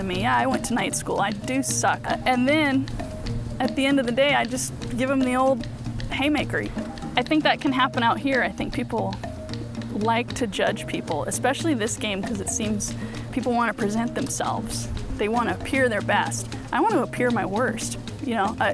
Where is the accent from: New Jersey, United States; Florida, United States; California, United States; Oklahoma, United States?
California, United States; Tehachapi; I'm from Tehachapi, California